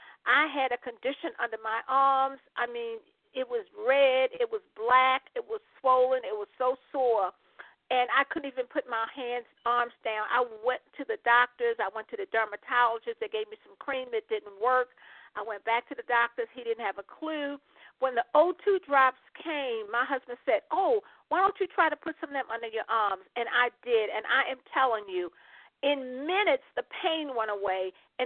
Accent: Maryland, United States; now in Panama; I am from Maryland, but I presently live in Panama, Central America, where the weather is warm all the time.

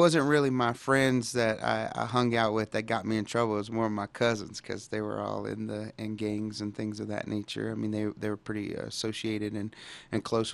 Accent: Dallas, Texas, United States; I grew up in Dallas, Texas, and in a pretty, bad neighborhood at the time, and it was Oak Cliff

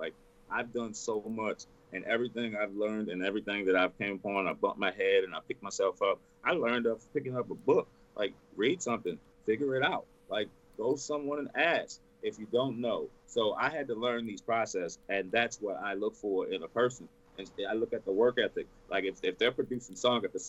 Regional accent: Texas, United States; I'm born and raised in Texas. Born and raised

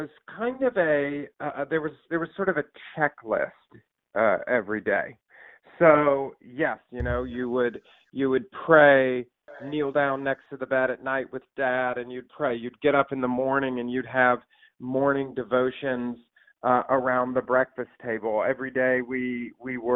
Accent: Deep South, United States; I was raised in the Deep South in a minister's home

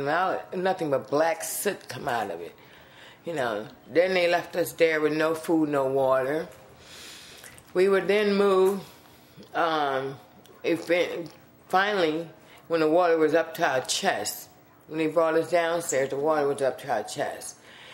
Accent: New Orleans, Louisiana, United States; I'm from New Orleans, Louisiana

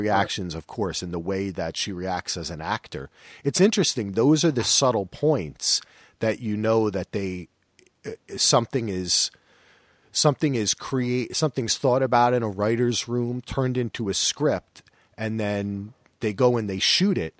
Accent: New Jersey, United States; I'm from Jersey

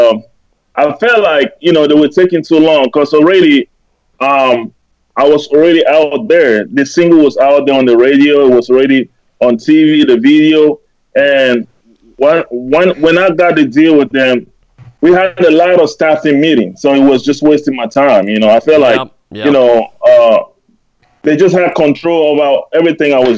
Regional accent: Cameroon; also born or lived in Germany; now in United States; Originally, I was born and raised in Cameroon.

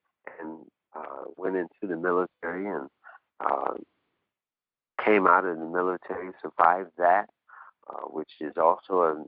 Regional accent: Cleveland, Ohio, United States; also born or lived in Humboldt, Tennessee; I was born in Humboldt, Tennessee. I was with my mom, a matriarchal family. We moved to Cleveland, Ohio, early in my life.

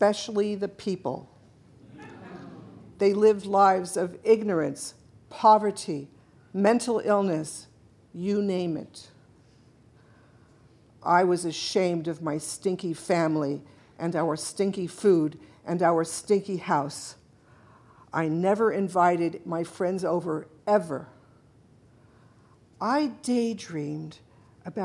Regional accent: Los Angeles, California, United States; I grew up in Pacoima back in the early 1950s

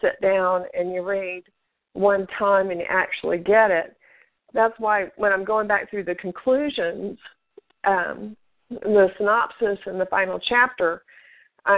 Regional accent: Tennessee, United States; the city where I was born up in Tennessee

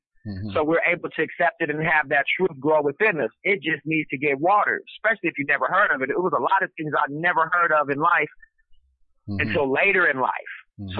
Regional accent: West Coast, United States; because I'm from the West Coast, so I had to detox myself out of, like, the gangster rap stuff

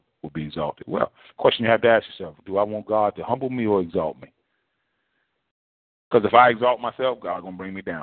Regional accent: United States; as African-Americans, you know, we kind of have that a similar history and a common lineage

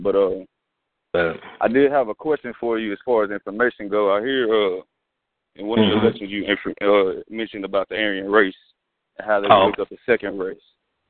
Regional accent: Austin, Texas, United States; I'm actually from Austin, though, man.

